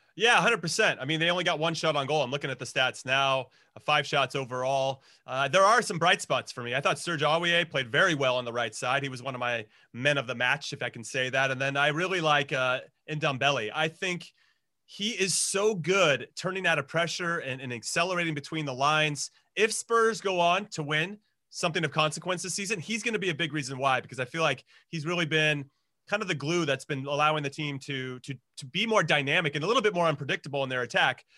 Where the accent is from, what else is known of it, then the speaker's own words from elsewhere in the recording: United States; As an American